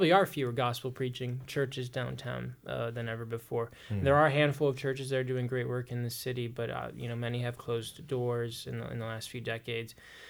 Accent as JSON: {"language": "English", "town": "Cleveland", "region": "Ohio", "country": "United States", "tie": "born or raised there", "said": "I'm from here. I was raised up here as a native Clevelander"}